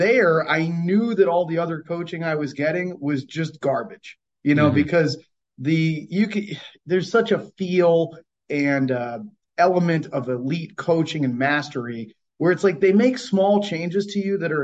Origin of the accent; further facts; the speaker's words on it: Cape Cod, Massachusetts, United States; where I grew up, I'm from Cape Cod, Massachusetts